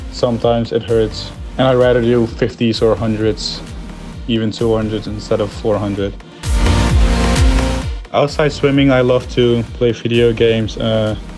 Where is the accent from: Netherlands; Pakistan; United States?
Netherlands; from the Netherlands